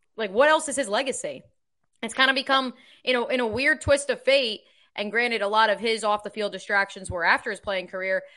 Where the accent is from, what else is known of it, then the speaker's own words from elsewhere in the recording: New Jersey, United States; growing up in New Jersey in the two thousands